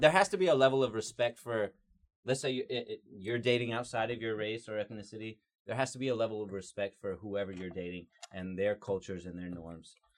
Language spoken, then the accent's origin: English; Georgia, United States; I'm also a white guy that's been born and raised in Georgia